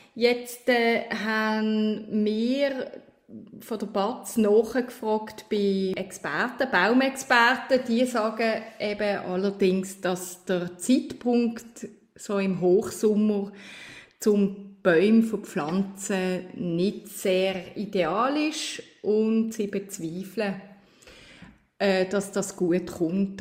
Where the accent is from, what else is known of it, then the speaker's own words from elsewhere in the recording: Switzerland; als Schweizerin